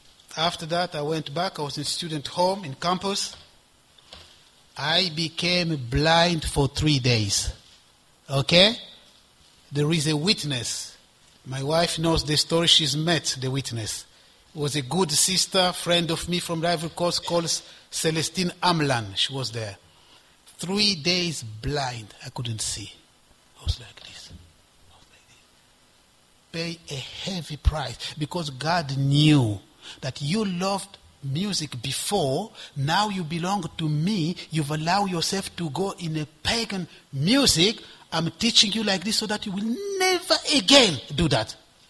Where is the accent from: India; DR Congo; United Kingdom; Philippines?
DR Congo; also born or lived in Ivory Coast; And I become a student union representative of all the Congolese students, because I'm from Congo, in the Ivory Coast.